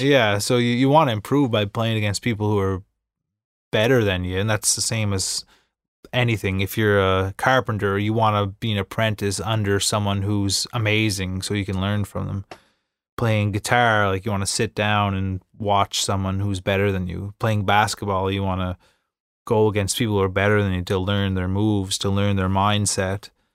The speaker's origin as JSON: {"language": "English", "town": "Inverness", "region": "Nova Scotia", "country": "Canada", "tie": "born or raised there", "said": "I'm from Cape Breton Island"}